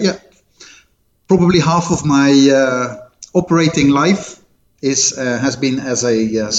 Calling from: Ibiza, Balearic Islands, Spain; I am calling in from cloudy Ibiza.

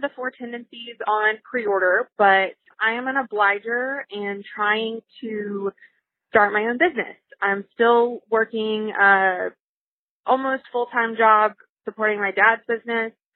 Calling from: Atlanta, Georgia, United States; I'm calling from Atlanta.

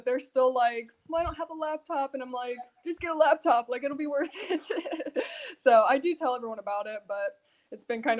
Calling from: Ohio, United States

